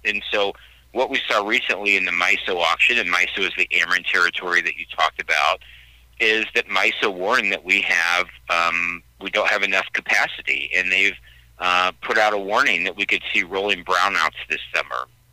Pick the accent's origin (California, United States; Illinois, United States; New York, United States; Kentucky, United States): Illinois, United States; Central; I was born and raised in in Central Illinois